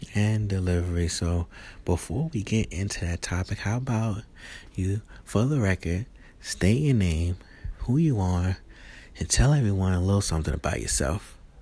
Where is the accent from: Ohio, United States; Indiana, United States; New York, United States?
New York, United States; New York City; I'm from Queens, New York